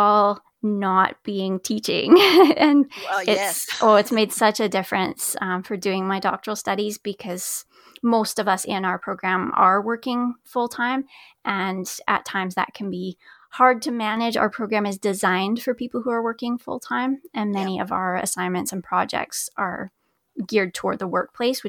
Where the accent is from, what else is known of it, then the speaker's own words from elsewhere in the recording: Alberta, Canada; I'm from Alberta